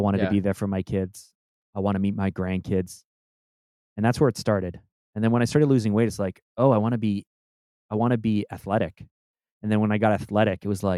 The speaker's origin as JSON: {"language": "English", "country": "Canada", "also_born_or_lived": "Toronto", "said": "I'm Canadian. I'm in Toronto"}